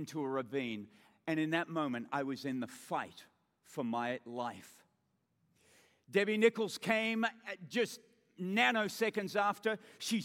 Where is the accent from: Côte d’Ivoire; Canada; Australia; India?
Australia; accent: Australian; being an Australian, we say awe just like